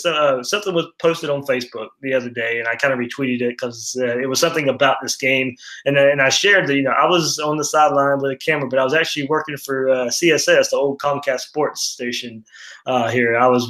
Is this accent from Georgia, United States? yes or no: yes; Georgia, United States; now in Jacksonville, United States; I was born and raised in Jacksonville. Moved away to Georgia, for most of my school years there.